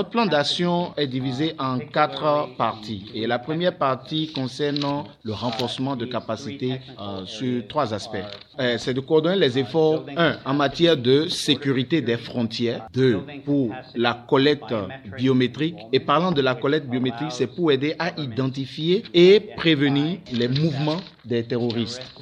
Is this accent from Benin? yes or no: yes; Benin; nous sommes tous des Béninois